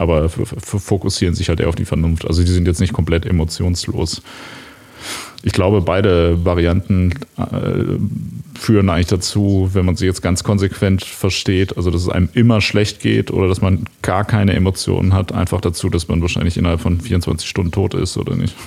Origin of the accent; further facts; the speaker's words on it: Ruhr area, North Rhine-Westphalia, Germany; ich komme ja aus dem, aus dem Ruhrgebiet.